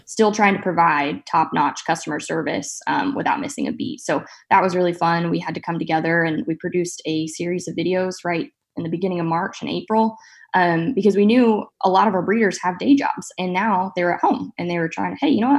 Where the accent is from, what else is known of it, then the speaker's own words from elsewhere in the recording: Central Valley of California, United States; now in Saint Joseph, United States; I grew up actually in the Central Valley of California on my family's row crop farm